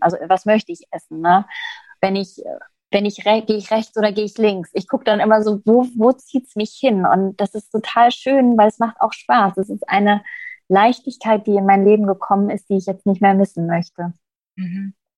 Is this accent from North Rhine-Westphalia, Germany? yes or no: no; Berlin, Germany; ich bin jetzt gerade in Berlin, ein Berliner Madel